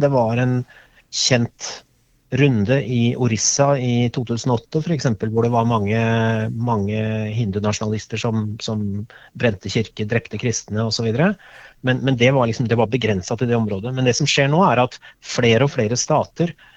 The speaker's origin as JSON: {"language": "Norwegian", "country": "Norway"}